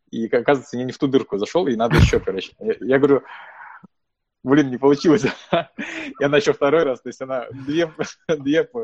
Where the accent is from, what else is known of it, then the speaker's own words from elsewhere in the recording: Buryatia, Russia; now in United States; ну, вообще классно, что я бурят, и классно, что у нас есть сообщество бурятов